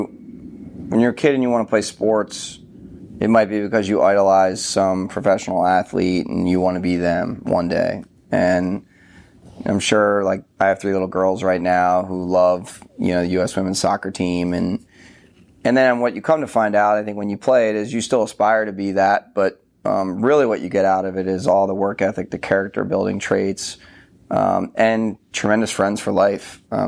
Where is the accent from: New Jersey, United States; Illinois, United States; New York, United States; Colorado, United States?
New Jersey, United States; also born or lived in Philadelphia; So I grew up in New Jersey. I was born in Philadelphia, raised in South Jersey.